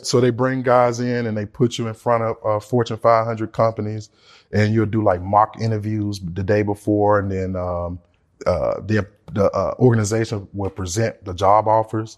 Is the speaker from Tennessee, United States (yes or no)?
yes; Memphis, Tennessee, United States; I'm from Memphis, Tennessee